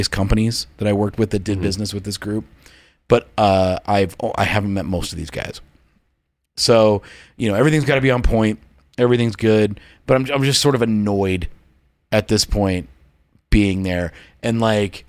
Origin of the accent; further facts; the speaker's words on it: the West, United States; I am from the West. We are dumb people.